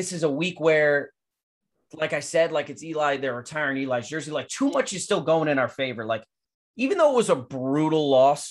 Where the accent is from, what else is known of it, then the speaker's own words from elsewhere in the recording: Rockland County, New York, United States; I'm from New York. I'm from Rockland County. It's like 40 minutes from the city